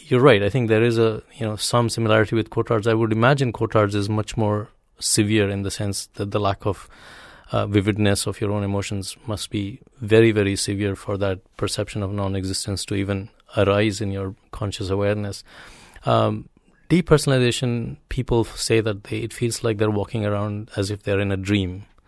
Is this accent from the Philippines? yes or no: no; India; moved away; having grown up in India